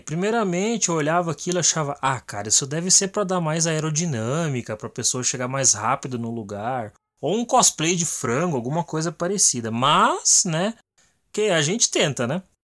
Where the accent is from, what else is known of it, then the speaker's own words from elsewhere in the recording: Guarujá do Sul, Santa Catarina, Brazil; Eu sou de Guarujá do Sul, Santa Catarina.